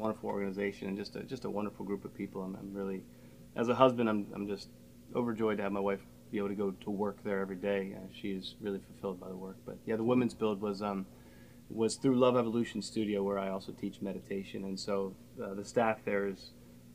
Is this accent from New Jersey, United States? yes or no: no; Harford County, Maryland, United States; born and raised in Harford County.